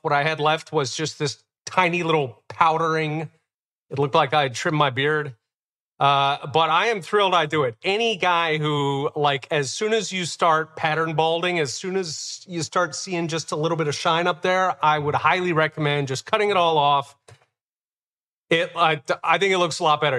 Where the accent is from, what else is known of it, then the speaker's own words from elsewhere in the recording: Philadelphia, Pennsylvania, United States; growing up in Philadelphia